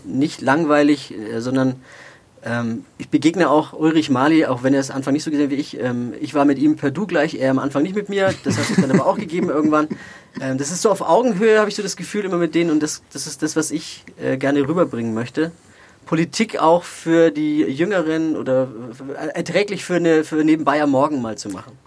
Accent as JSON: {"language": "German", "town": "Nuremberg", "region": "Bavaria", "country": "Germany", "tie": "born or raised there", "also_born_or_lived": "Erlangen", "said": "ich bin ein Kind der Stadt"}